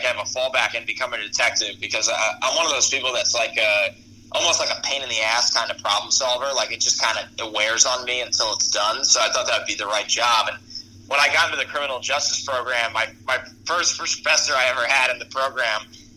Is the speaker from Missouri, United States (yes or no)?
no; New York, United States; I'm from New York